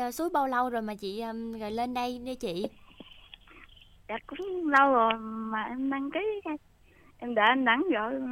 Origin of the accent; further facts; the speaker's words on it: Ben Tre, Vietnam; Dạ em ở dưới Phú Hưng hả chị?